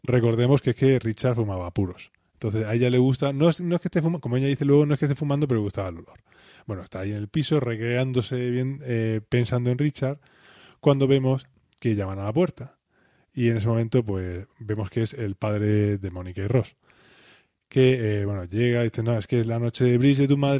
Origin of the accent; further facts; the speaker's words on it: Spain; somos españoles, la cultura más mediterránea